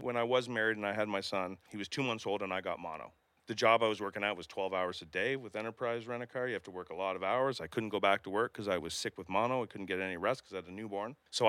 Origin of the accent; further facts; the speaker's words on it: Kingston, Ontario, Canada; I was born here in Kingston. I grew up in Strathcona Park. Actually, we moved four times and it was all in Strathcona Park, just from yard to yard, it felt like.